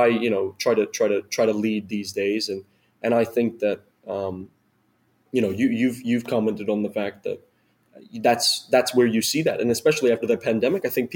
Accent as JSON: {"language": "English", "region": "New York", "country": "United States", "tie": "born or raised there", "moved": "as an adult", "lives_now": "New Orleans, United States", "said": "I'm from New York. I grew up and spent a lot of time in New York"}